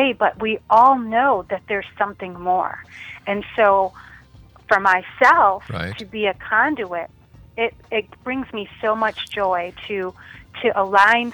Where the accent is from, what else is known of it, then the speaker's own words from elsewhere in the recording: Chicago, Illinois, United States; a Center for Spiritual Living in Chicago, my hometown